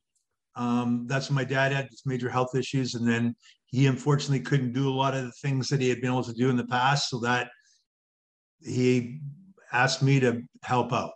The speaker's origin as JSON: {"language": "English", "town": "Thunder Bay", "region": "Ontario", "country": "Canada", "tie": "born or raised there", "said": "I was born and raised in a community called Thunder Bay, Ontario"}